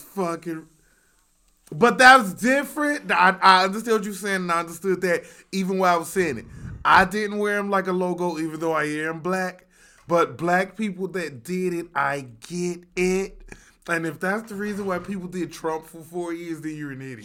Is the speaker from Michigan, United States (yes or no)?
no; Chicago, Illinois, United States; two rude boys from Chicago